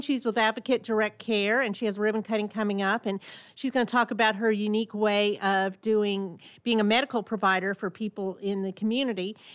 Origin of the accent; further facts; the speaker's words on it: Burbank, California, United States; now in Conroe, United States; my hometown of, uh, Burbank, California